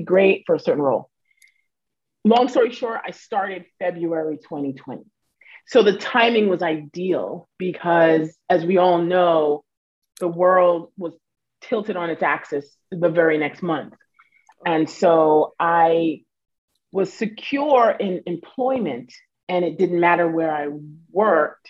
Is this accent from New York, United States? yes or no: yes; Westbury, New York, United States; also born or lived in Florida; now in Queens, United States; I grew up in Long Island, specifically a town called Westbury.